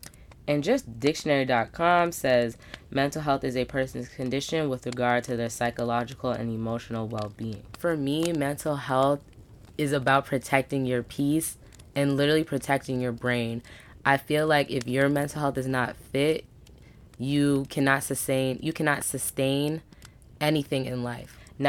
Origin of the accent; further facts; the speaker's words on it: Brooklyn, New York, United States; born there; I am a Caribbean Black woman. My dad's side is from Trinidad. My mom's side is from Barbados. I was born in Brooklyn, New York.